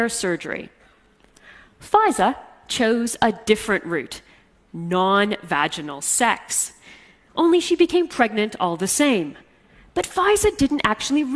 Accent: Canada; I'm half Egyptian, and I'm Muslim, but I grew up in Canada, far from my Arab roots

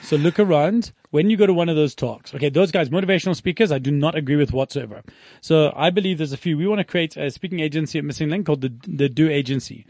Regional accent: South Africa; we are business owners from South Africa

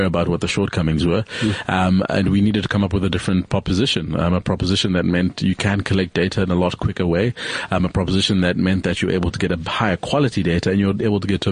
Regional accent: Zambia; now in South Africa; I'm from Zambia originally, so when I came to South Africa after 94, I naturalized as a South African after 94

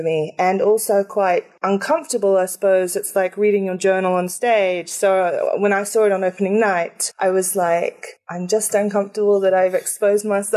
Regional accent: England, United Kingdom; I am actually English

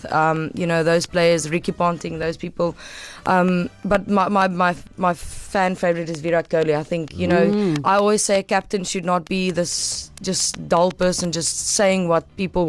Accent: South Africa; you grow up as a South African with rugby and cricket and soccer

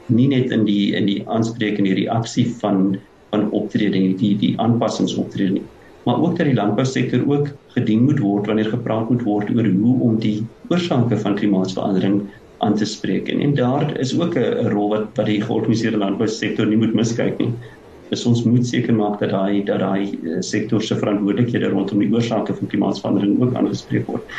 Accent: South Africa; as Suid-Afrikaners

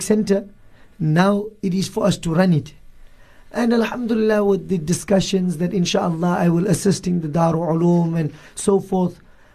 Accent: Johannesburg, Gauteng, South Africa; moved away as an adult; now in Cape Town, South Africa; me also being Indian and coming from Johannesburg

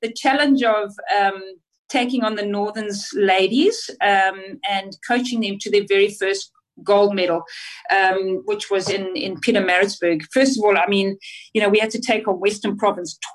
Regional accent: Zimbabwe; moved away; also born or lived in South Africa; I obviously went to school there, and my desire was always to play for Zimbabwe

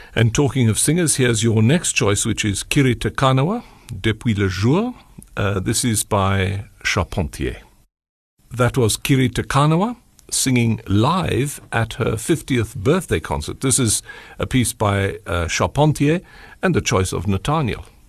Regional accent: Port Elizabeth, Eastern Cape, South Africa; I'm from the Eastern Cape, from P

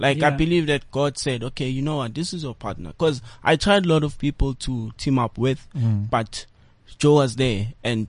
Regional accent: Soweto, Gauteng, South Africa; I'm from Soweto.

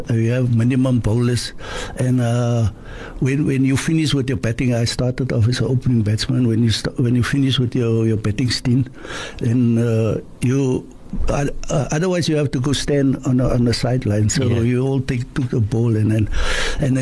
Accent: Cape Town, Western Cape, South Africa; I was born in Halfield Village, Claremont

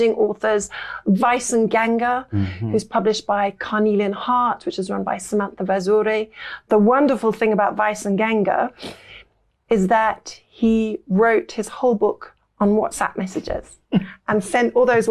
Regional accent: Lincolnshire, East Midlands, United Kingdom; moved away as an adult; also born or lived in Derby / Cambridge / Paris; I spent a lot of my childhood in Lincolnshire.

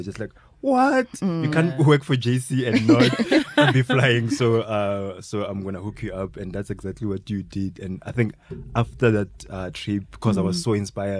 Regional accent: Bushbuckridge, Mpumalanga, South Africa; I'm also from Bushbuckridge

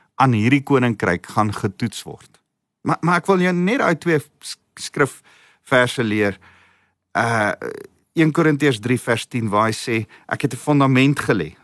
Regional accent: South Africa; Ek ek's Afrikaans self, ek's Afrikaner en ek hou van ons kultuur

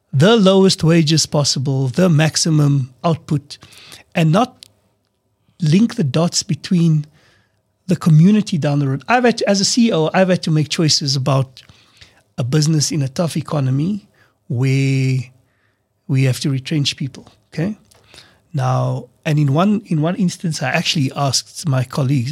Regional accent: South Africa; We're all South African.

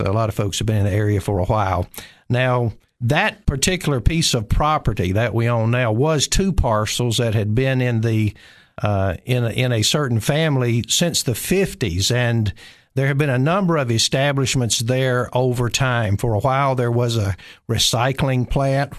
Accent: Nashville, Tennessee, United States; moved away as an adult; also born or lived in Cookeville, Tennessee; I'm originally from Nashville

